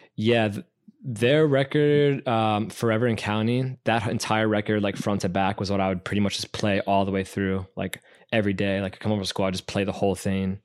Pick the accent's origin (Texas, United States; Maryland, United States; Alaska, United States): Maryland, United States; Burtonsville; we live in Burtonsville